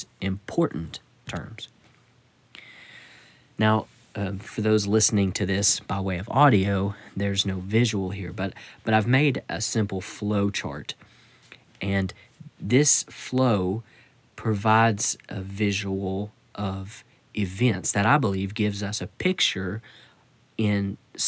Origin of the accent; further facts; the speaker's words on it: United States; I'm speaking from the Western mentality here in the United States